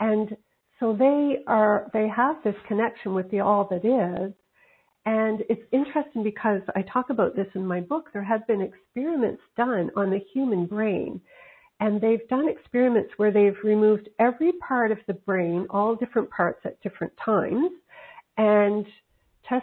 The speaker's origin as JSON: {"language": "English", "region": "Nova Scotia", "country": "Canada", "also_born_or_lived": "Pacific coast of Canada", "moved": "yes", "said": "I'm from Nova Scotia on the Atlantic coast of Canada, now living on the Pacific coast"}